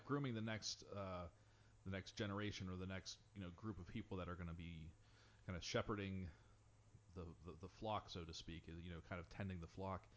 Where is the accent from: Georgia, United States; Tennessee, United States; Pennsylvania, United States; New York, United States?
Pennsylvania, United States; Pittsburgh; growing up in Pittsburgh